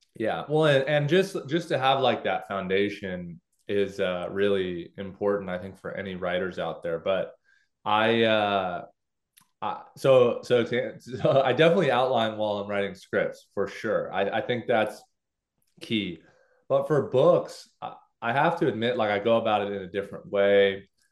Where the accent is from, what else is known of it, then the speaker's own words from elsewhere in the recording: Los Angeles, California, United States; I grew up in Los Angeles, uh, you know, Southern California